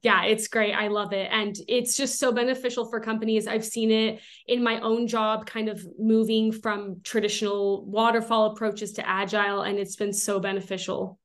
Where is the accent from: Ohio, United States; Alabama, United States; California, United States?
California, United States; Southern; moved away as an adult; now in Utah, United States; I am originally from Southern California. I moved up to Utah quite a few years ago now